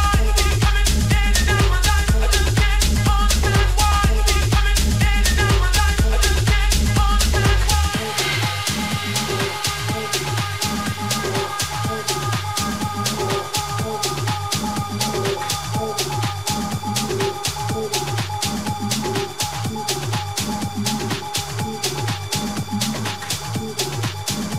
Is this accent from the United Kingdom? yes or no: yes; Portsmouth, South East England, United Kingdom; now in Philippines; my hometown of Portsmouth